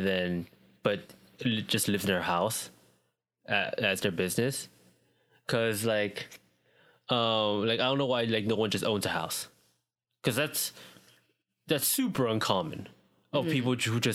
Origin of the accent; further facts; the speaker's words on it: United States; also born or lived in Vietnam (ancestry); I am as Asian American as you can get